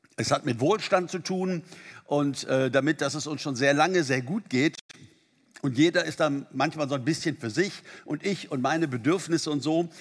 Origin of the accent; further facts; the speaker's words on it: Germany; bei uns in Deutschland